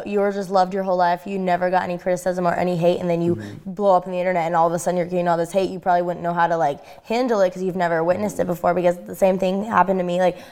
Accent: Colorado, United States; I'm from Colorado, and in Highlands Ranch

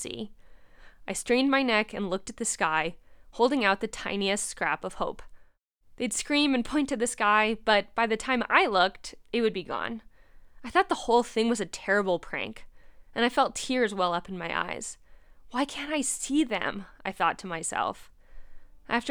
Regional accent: New Jersey, United States; moved away as an adult; also born or lived in Bishop, California / Berkeley, California; I was born and raised in New Jersey, just 15 miles east of the hustle and bustle of the Big Apple

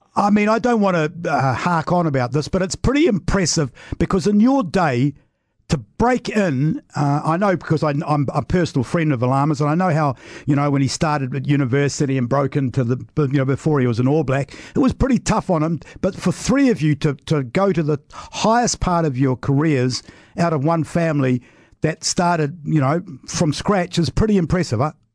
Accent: Wellington, New Zealand; being a Wellingtonian

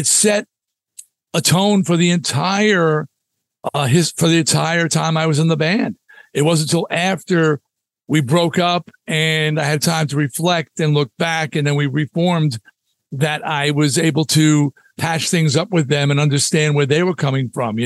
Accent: Long Island, New York, United States; I was from Long Island.

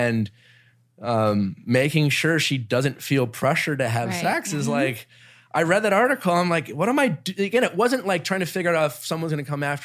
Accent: Milwaukee, Wisconsin, United States; growing up in Milwaukee

